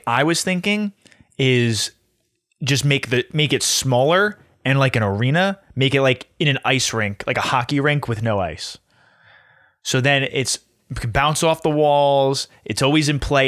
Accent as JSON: {"language": "English", "country": "United States"}